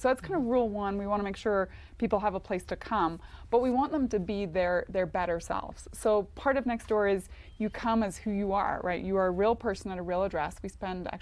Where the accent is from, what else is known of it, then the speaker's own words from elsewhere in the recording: Northern Ireland, United Kingdom; I'm Northern Irish, but kind of Irish